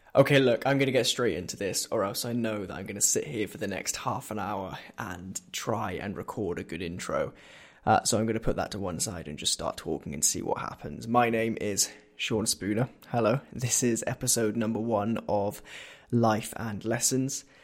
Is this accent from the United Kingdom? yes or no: yes; Corby, East Midlands, United Kingdom; also born or lived in Northampton; we as a family, so my mum, my dad, and my brother Ashley, we moved to Corby